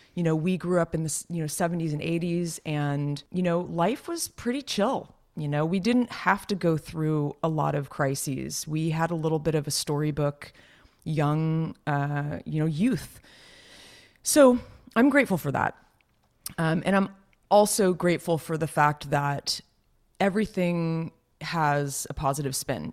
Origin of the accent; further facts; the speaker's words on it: Los Gatos, California, United States; moved away; my hometown, Los Gatos